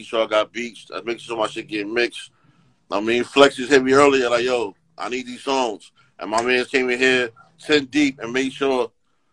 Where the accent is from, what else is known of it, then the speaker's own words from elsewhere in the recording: New York City, New York, United States; I'm from two blocks. I'm from Clay Avenue